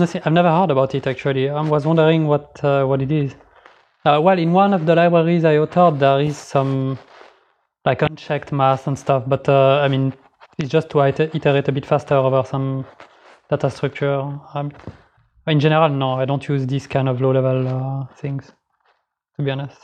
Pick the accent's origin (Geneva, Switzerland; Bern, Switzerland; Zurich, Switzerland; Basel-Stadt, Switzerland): Geneva, Switzerland; moved away as an adult; now in Sweden; I'm from Geneva originally, so I moved here like three years ago